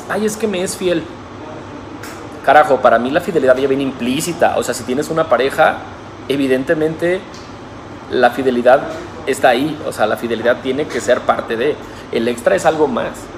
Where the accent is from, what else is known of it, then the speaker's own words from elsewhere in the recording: Guadalajara, Jalisco, Mexico; hoy me regreso a mi ciudad natal, a la ciudad de Guadalajara